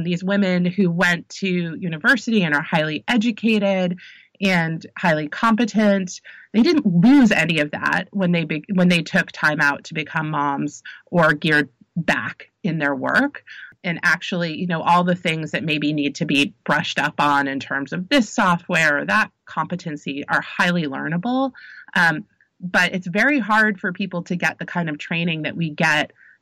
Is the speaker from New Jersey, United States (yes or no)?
yes; New Jersey, United States; I grew up in Jersey